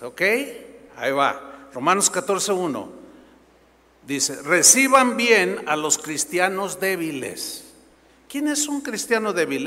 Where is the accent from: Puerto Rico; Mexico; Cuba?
Mexico; San Luis Potosí; moved away; fui a mi tierra, San Luis Potosí, a ver unos familiares